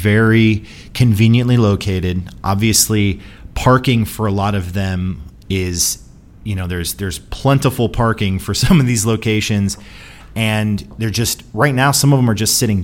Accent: Northeast Ohio, United States; I'm from Northeast Ohio

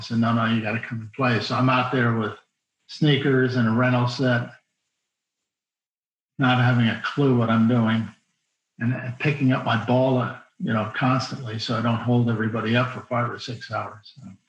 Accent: California, United States; Southern California. San Diego County.

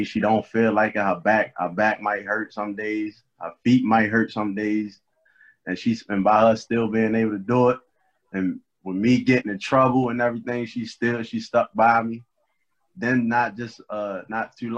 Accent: Baltimore, Maryland, United States; growing up in Baltimore, it's crazy

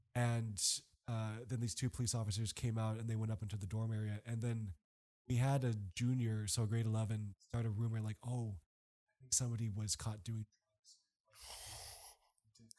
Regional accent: Canada; moved away; I'm Canadian

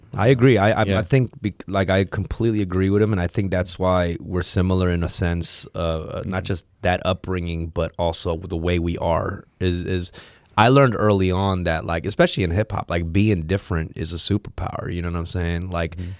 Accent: Los Angeles, California, United States; I grew up around Third Street

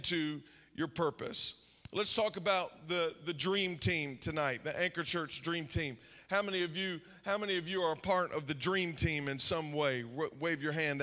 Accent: Zanesville, Ohio, United States; I grew up here. I grew up in Zanesville

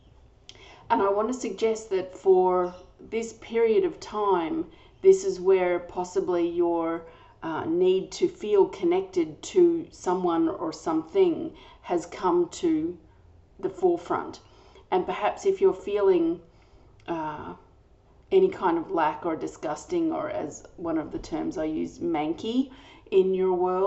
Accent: Australia; I'm an Australian energy healer

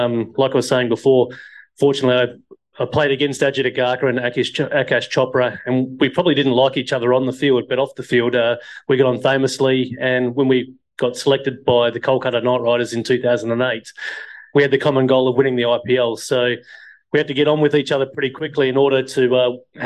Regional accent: Perth, Western Australia, Australia; I grew up in Perth, Western Australia

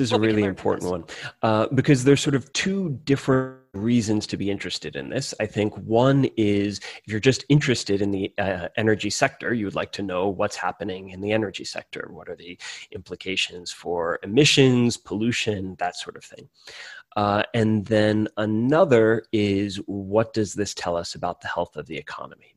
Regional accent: Hudson Valley, New York, United States; moved away as an adult; also born or lived in Cambridge, Massachusetts; now in Chicago, United States; I'm from the Hudson Valley in New York, about halfway between Albany and New York City.

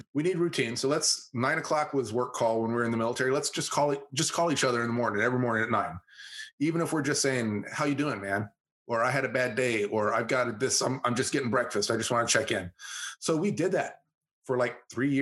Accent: San Antonio, Texas, United States; moved away as an adult; also born or lived in Fayetteville / Kentucky; now in San Antonio, United States; I'm from San Antonio

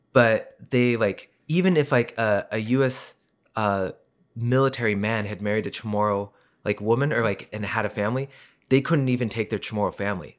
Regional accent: Colorado Springs, Colorado, United States; I was born in Colorado Springs

